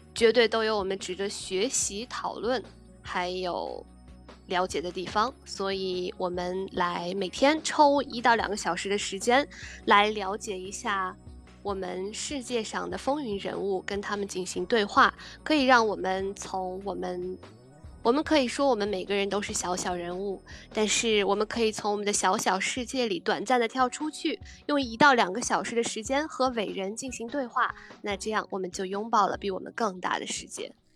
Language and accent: Chinese; China; moved away as an adult; also born or lived in Berlin, Germany; now in Germany; 像我在国内的时候，我们的家乡也是非常的干燥，几乎我记得小时候还常常有雪，很厚的雪景